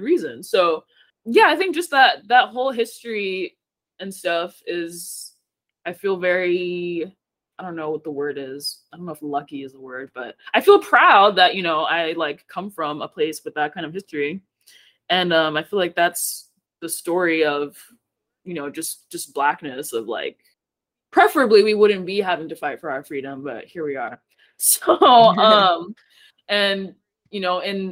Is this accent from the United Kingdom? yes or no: no; Haiti; moved away; I'm Haitian. I was born in Haiti.